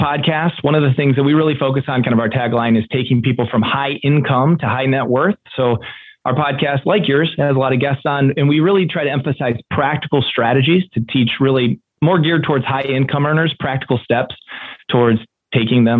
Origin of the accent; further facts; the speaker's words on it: East Lansing, Michigan, United States; I live in East Lansing, Michigan, which is a university town. So Michigan State University is in my hometown.